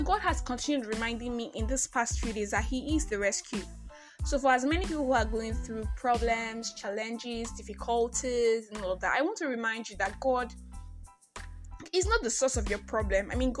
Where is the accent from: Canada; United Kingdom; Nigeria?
Nigeria; I am that Nigerian. I am that Nigerian Christian alcoholic.